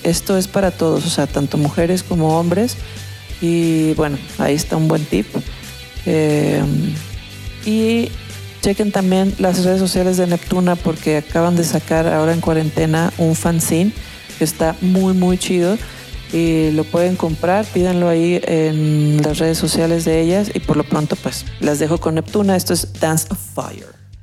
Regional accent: Guadalajara, Jalisco, Mexico; yo soy de Guadalajara

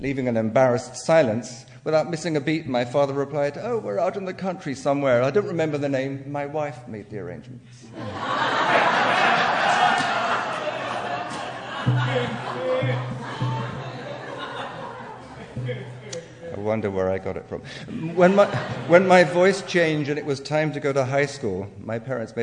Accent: England, United Kingdom; accent: English; now in United States; I have unconsciously tried to keep my English accent in spite of living in the States for almost 37 years

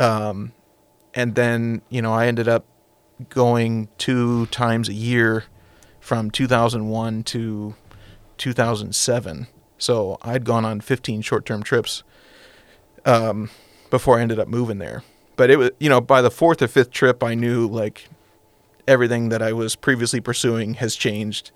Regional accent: United States; being American

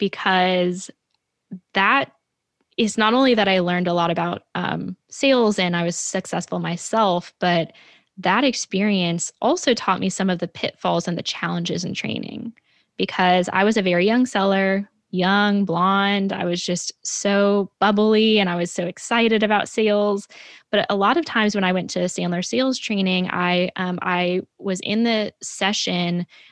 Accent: New York, United States; something, of course, I know more than anyone because I'm a New Yorker

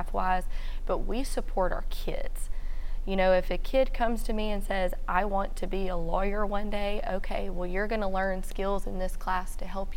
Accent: Shreveport, Louisiana, United States; grew up in North Shreveport and now teaching in North Shreveport

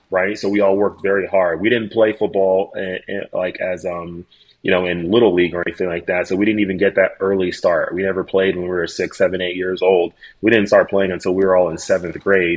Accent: Dallas, Texas, United States; They decided to settle in Dallas, Texas. And when they settled in Dallas, Texas, they had me and my two brothers and my sister. And while we were growing up in Texas

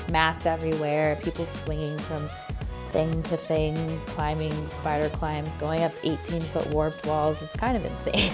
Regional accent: Florida, United States; I grew up in Florida, the flattest place on earth

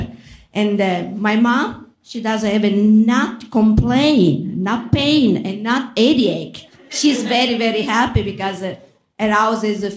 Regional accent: Palermo, Sicily, Italy; English is a second language; moved away as an adult; now in Muscatine, United States; I'm Italian. My town I'm from is Palermo in Sicily

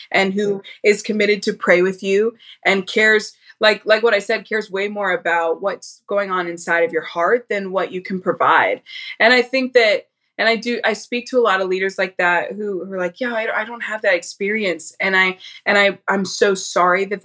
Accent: St. Louis, Missouri, United States; now in Dallas, United States; I grew up in St. Louis

